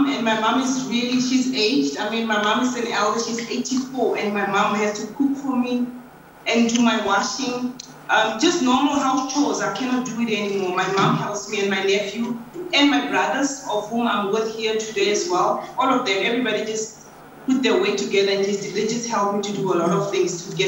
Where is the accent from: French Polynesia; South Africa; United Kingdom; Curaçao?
South Africa; I'm 46 years old. I'm from South Africa.